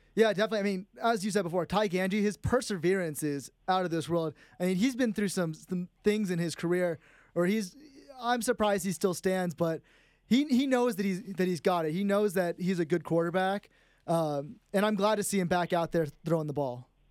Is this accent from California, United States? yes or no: yes; San Jose, California, United States; moved away; I'm from San Jose, California